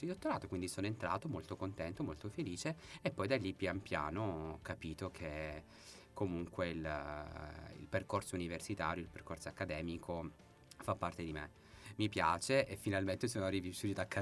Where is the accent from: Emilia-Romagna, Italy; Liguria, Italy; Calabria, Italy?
Calabria, Italy; Reggio Calabria; now in Padua, Italy; Di Reggio Calabria.